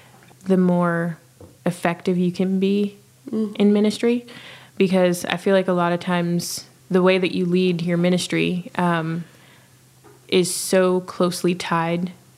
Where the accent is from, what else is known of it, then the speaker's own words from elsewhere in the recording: South Florida, United States; I am a youth minister from South Florida